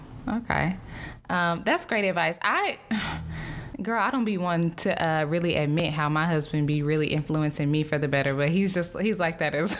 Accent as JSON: {"language": "English", "region": "Texas", "country": "United States", "tie": "born or raised there", "said": "I'm from the South, August. Okay. I'm from Texas."}